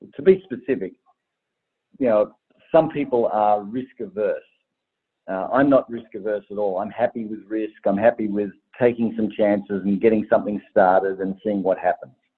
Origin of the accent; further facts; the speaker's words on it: Tasmania, Australia; I'm from Tasmania, and a Tasmanian girl